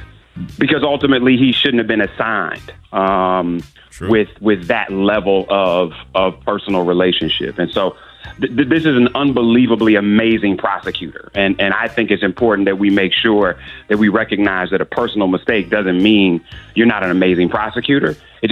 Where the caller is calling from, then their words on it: Los Angeles, California, United States; I'm calling from LA this morning, so it's mad early where I am.